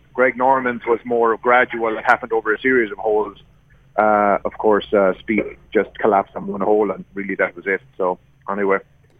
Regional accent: Leinster, Ireland; moved away; also born or lived in Abbeyleix; I said I was from Laois

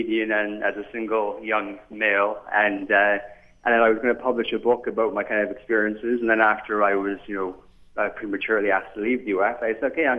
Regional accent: Canada; also born or lived in County Cork, Ireland / United States; I was born in the fine county of Cork, and I grew up here in Canada.

